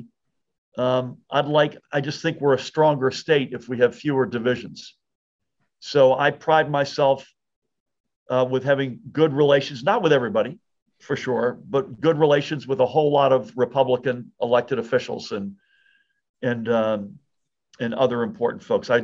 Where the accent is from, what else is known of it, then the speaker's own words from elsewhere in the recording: Massachusetts, United States; also born or lived in outside of Boston; now in New Jersey, United States; I was born and grew up in Massachusetts